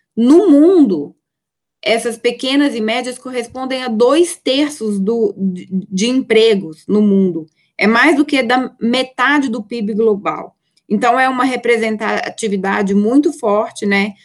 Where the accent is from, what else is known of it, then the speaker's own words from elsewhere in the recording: Minas Gerais, Brazil; accent: mineiro; eu sou mineira, eu abro a boca, dá para perceber que eu sou mineira